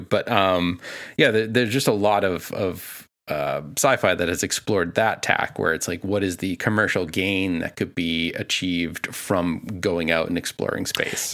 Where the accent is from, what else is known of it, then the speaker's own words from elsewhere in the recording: Boston, Massachusetts, United States; I am from Boston